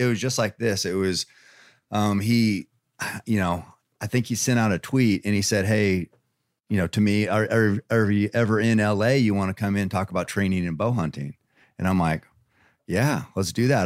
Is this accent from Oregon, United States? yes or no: yes; Eugene, Oregon, United States; I'm from Oregon